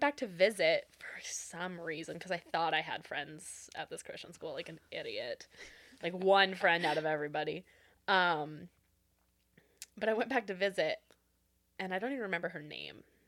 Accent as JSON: {"language": "English", "town": "Renton", "region": "Washington", "country": "United States", "tie": "born or raised there", "said": "born and raised in Renton"}